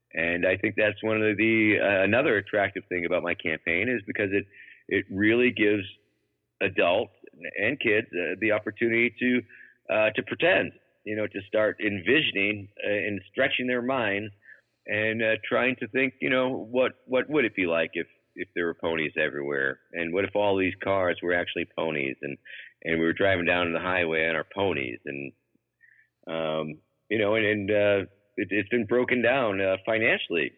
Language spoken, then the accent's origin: English; Massachusetts, United States; moved away; also born or lived in Baltimore, Maryland; my home state of Massachusetts